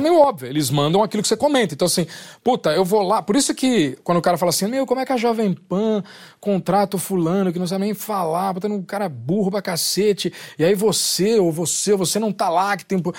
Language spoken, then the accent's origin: Portuguese; Brazil; sou do Brasil